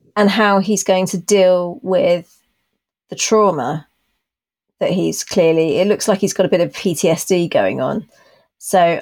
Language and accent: English; United Kingdom; accent: BBC; my BBC accent